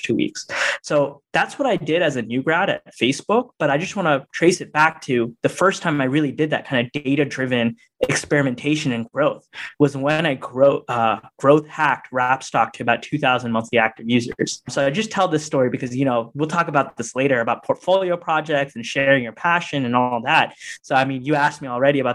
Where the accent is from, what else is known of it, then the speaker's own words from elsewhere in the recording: Northern Virginia, United States; I grew up in Northern Virginia, right outside DC